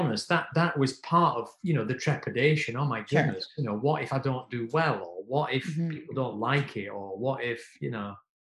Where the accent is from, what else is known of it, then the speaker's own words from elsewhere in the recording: South Africa; And I'm really embarrassed to tell you, I'm South African, but I've never cut ethnic hair.